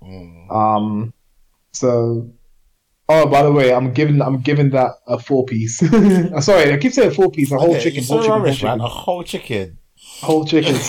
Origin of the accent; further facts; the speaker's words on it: Edmonton, London, United Kingdom; growing up in Edmonton